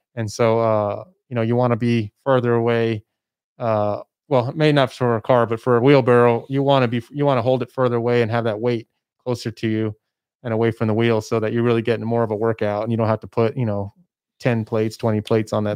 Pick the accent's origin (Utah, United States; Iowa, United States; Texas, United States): Texas, United States; El Paso; moved away as an adult; I'm from El Paso. I moved away to go to school and, and, and do all that kind of stuff. I worked out of town, but I came back